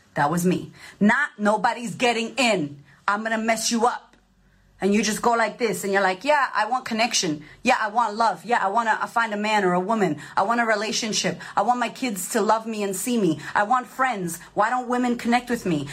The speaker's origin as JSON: {"language": "English", "town": "Boston", "region": "Massachusetts", "country": "United States", "tie": "born or raised there", "said": "Growing up, I grew up in Boston."}